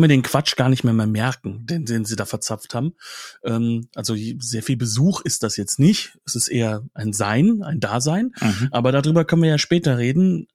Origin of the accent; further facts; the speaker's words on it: Germany; als Deutscher